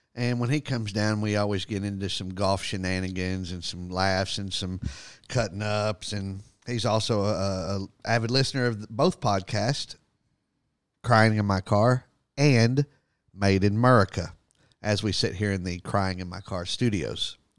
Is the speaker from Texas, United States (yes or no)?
yes; rural Texas, United States; moved away as an adult; now in Winter Haven, United States; we go back home